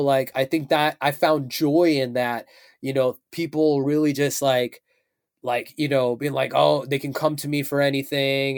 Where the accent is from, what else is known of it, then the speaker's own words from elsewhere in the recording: Chicago, Illinois, United States; I am from Chicago.